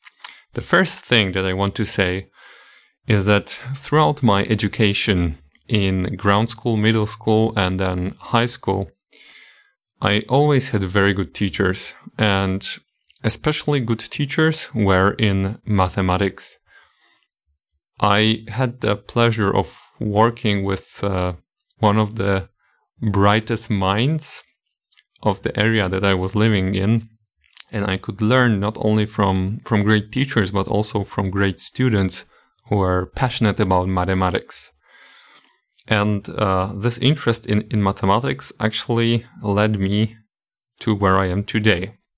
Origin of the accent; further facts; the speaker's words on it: Poland; English is a second language; I was born in 1996 in Poland, and I lived all my life until I left for the university in Katowice.